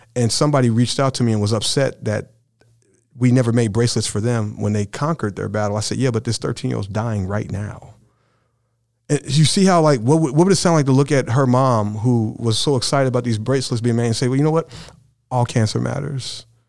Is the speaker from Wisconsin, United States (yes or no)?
no; Brownsburg, Indiana, United States; I grew up in Brownsburg, Indiana f, in my high school years